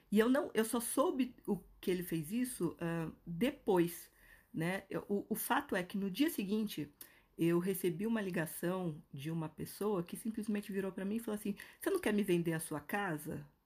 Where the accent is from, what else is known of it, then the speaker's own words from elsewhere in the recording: Brazil; moved away as an adult; also born or lived in New York / Toronto / São Paulo; eu decidi é, sair do Brasil e morar no Canadá